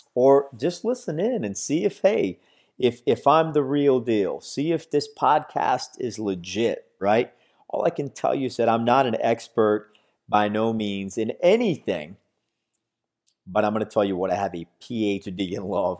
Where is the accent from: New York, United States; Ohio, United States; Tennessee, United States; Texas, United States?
Texas, United States; San Antonio; now in Florida, United States; I'm originally from San Antonio, Texas, but currently living in Florida.